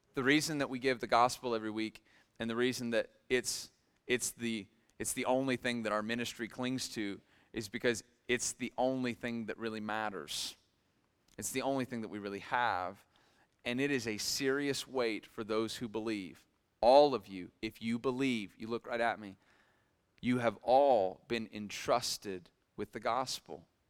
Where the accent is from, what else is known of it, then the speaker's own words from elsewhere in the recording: Millersburg, Ohio, United States; I grew up in Millersburg, Ohio